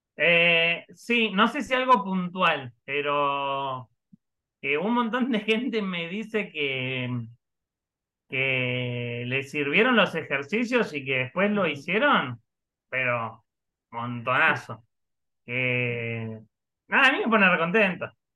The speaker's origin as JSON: {"language": "Spanish", "region": "Río Negro", "country": "Argentina"}